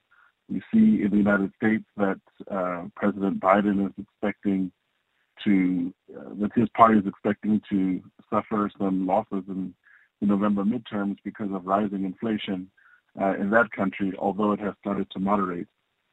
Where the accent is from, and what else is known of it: South Africa